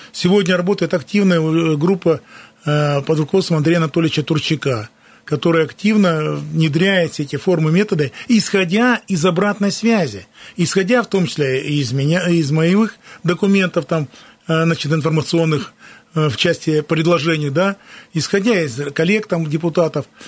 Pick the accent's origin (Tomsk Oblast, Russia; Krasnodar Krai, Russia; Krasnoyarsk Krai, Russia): Krasnoyarsk Krai, Russia; Krasnoyarsk; я коренной красноярец, никуда не уезжал сюда